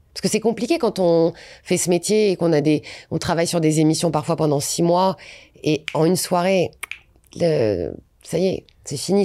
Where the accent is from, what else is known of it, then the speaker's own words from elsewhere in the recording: Valenciennes, Hauts-de-France, France; moved away; Je viens de Valenciennes